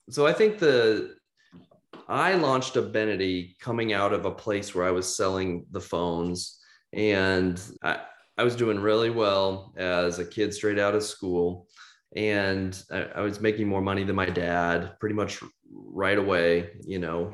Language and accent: English; Kansas City, United States; moved away as an adult; also born or lived in Nashville, Tennessee; I'm from Kansas City originally, right square in the mid, the Midwest